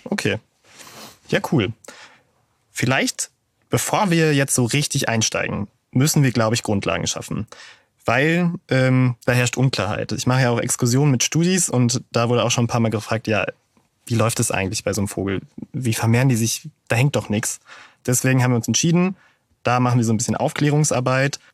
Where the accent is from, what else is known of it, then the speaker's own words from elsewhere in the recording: Münster, North Rhine-Westphalia, Germany; als Münsteraner